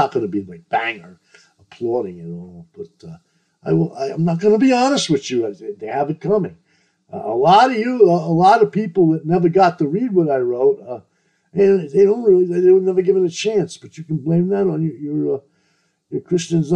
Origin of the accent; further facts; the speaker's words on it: New York, United States; I'm not from down south, I'm from New York